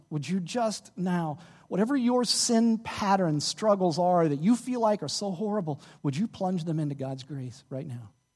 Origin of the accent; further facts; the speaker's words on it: Dallas, Texas, United States; moved away; I'm from Dallas, uh, uh, my church back in Dallas